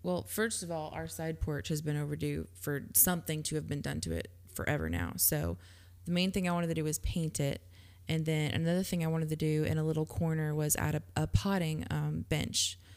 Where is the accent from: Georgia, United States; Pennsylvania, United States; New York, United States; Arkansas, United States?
Georgia, United States; I grew up in Georgia